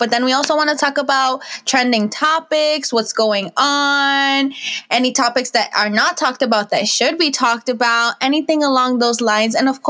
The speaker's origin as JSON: {"language": "English", "region": "New Jersey", "country": "United States", "said": "I am from New Jersey. I live in Bergen County."}